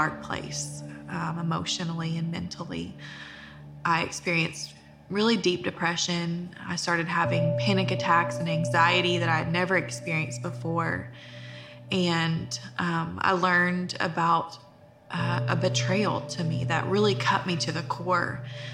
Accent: Longview, Texas, United States; I grew up in Longview

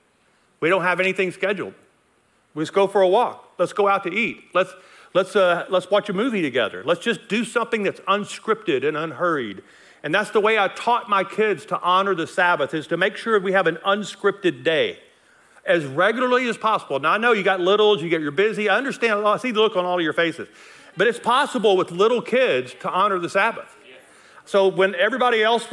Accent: Logansport, Louisiana, United States; moved away as an adult; also born or lived in Nacogdoches, Texas; now in Colorado, United States; I was raised over here in Logansport, Louisiana, not far from here

